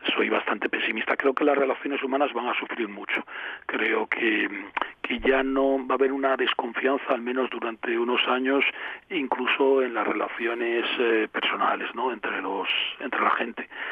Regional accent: Avilés, Asturias, Spain; also born or lived in Pola de Laviana / Figueres / Girona; yo que soy de Avilés

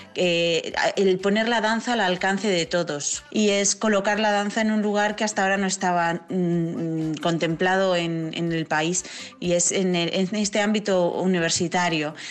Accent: Avilés, Asturias, Spain; yo soy de Avilés de toda la vida

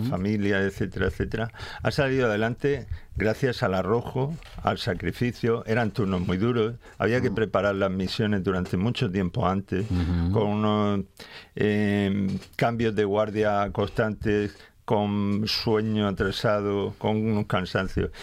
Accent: Cartagena, Region of Murcia, Spain; yo soy de Cartagena

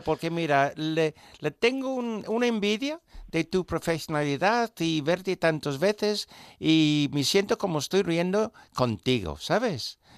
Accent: England, United Kingdom; moved away; soy un inglés

